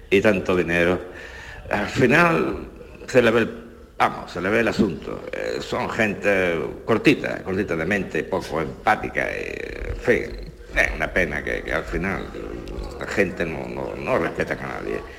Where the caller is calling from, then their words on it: Granada, Andalusia, Spain; Hola, buenas tardes … de Granada.